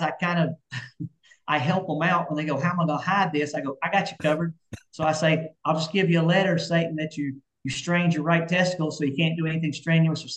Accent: Alabama, United States; I'm from Alabama

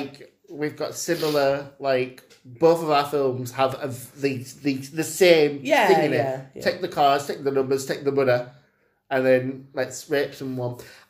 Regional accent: Sheffield, Yorkshire and the Humber, United Kingdom; we're from Parson Cross.

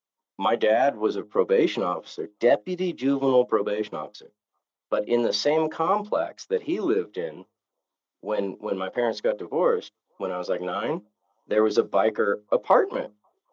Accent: Novato, California, United States; So I was a 14-year-old kid in a suburban town. You know, there was, when I was born in Novato, California, there was 15,000 people.

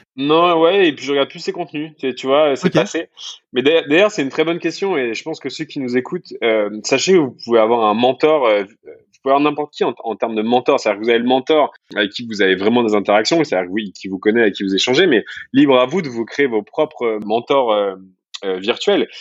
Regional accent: France; accent: French; les Français on parle pas très bien en anglais

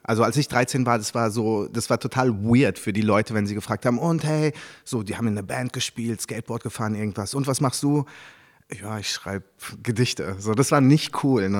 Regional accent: Germany; first language French; German is a second language; also born or lived in Paris, France; now in Berlin, Germany; als ich dann, da war ich so zwischen sechs und sieben nach Deutschland gekommen bin

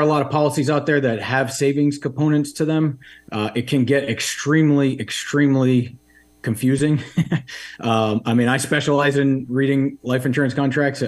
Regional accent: Rhode Island, United States; also born or lived in Washington, D.C.; I grew up in Rhode Island.

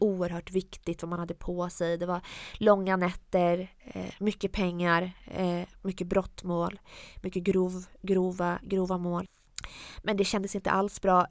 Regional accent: Jönköping, Jönköping County, Sweden; also born or lived in Piteå / Iran; Vi flyttade från Piteå där när jag var runt 9-10 och hamnade i Jönköping

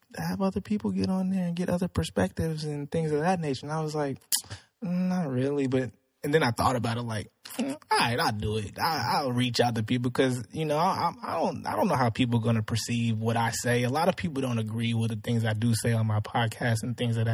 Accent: Spring, Texas, United States; I grew up in Spring. I live in Spring

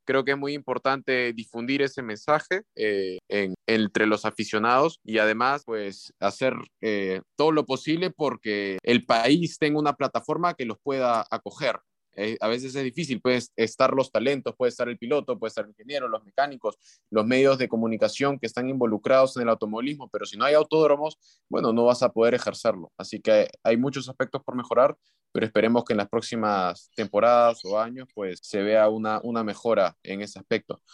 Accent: Peru; como peruano

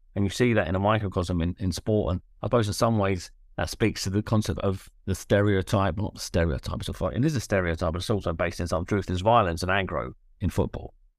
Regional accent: London, United Kingdom; I grew up in South London

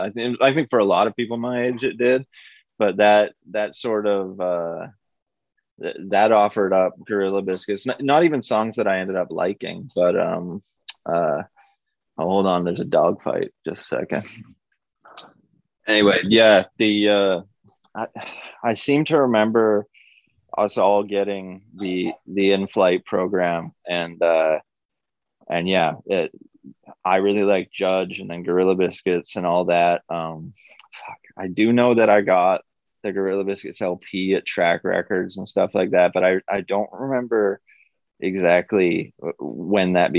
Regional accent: Vancouver, British Columbia, Canada; we're from Vancouver, we're from the west side of Vancouver

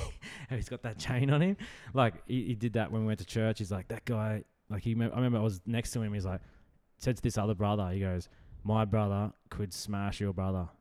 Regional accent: Brisbane, Queensland, Australia; just Brisbane. Yeah, like just city, city slicker

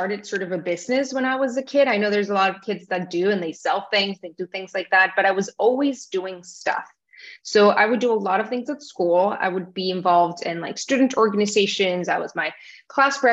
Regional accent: Tijuana, Baja California, Mexico; moved away as an adult; also born or lived in New York; now in Miami, United States; I grew up in Tijuana, Mexico. I'm Mexican. My parents are from Mexico. So that's where I grew up. That's where I lived until I was 18

